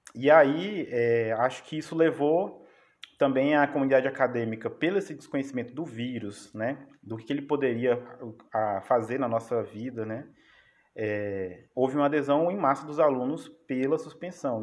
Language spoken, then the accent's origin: Portuguese; Araguaína, Tocantins, Brazil; moved away; also born or lived in Piraquê; eu sou de Piraquê, mas a maior parte da minha vida eu passei em Araguaína.